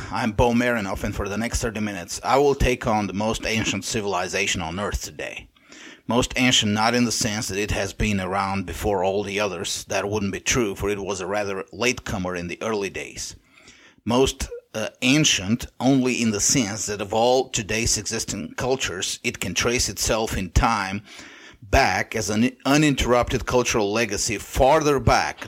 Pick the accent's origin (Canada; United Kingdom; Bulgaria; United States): Bulgaria; first language Bulgarian; English is a second language; my native language, Bulgarian